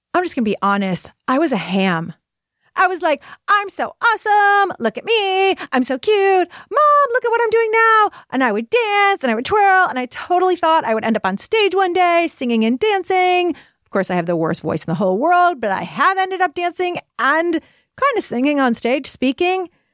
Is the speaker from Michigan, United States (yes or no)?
yes; Detroit, Michigan, United States; I am from Detroit